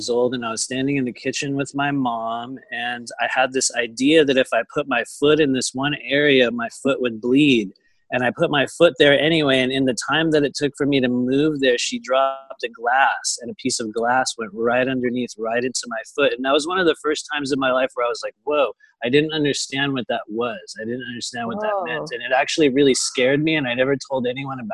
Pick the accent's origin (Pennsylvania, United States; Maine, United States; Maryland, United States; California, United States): California, United States; San Diego; also born or lived in Los Angeles, United States; I'm from Southern California down here in the Los Angeles area. I lived in San Diego probably for most of my life.